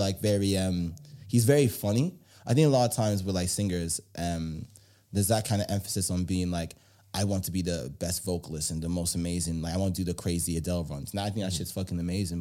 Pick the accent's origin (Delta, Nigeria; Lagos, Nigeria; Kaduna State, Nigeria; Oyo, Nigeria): Delta, Nigeria; Warri; I'm from Delta State, Warri